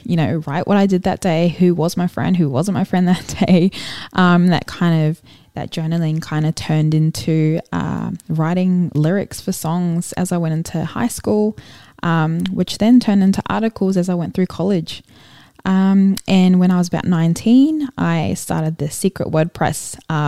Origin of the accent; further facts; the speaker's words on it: Brisbane, Queensland, Australia; also born or lived in Auckland, New Zealand / Gold Coast, Australia; I was born in Auckland, New Zealand, and moved to the Gold Coast when I was 9, and I've been in Brisbane since I was about 10